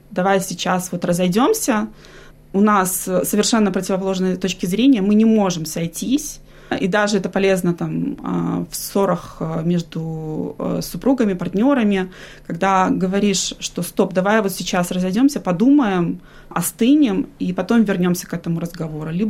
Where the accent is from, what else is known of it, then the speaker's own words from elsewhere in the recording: Minsk, Belarus; now in Australia; Я с семьей переехала из Беларуси, из Минска мы приехали в 2017 году.